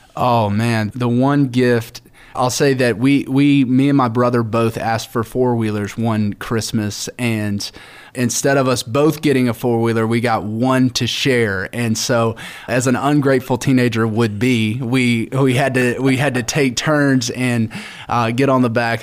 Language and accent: English; Alabama, United States; I'm from Alabama